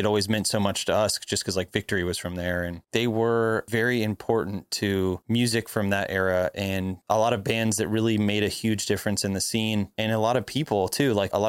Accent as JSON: {"language": "English", "region": "Florida", "country": "United States", "tie": "born or raised there", "said": "growing up in Florida."}